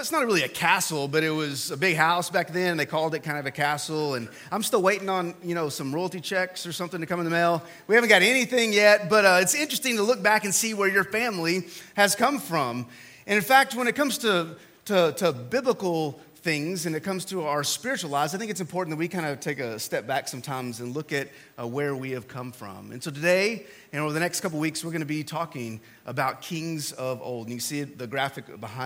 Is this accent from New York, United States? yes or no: no; Texas, United States; I'm from Texas